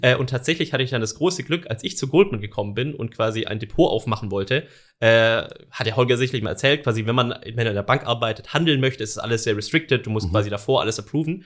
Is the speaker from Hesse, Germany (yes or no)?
no; a suburb of Stuttgart, Swabia, Baden-Württemberg, Germany; ich bin gebürtiger Schwabe, also komme mhm. um die quasi aus einem Vorort von Stuttgart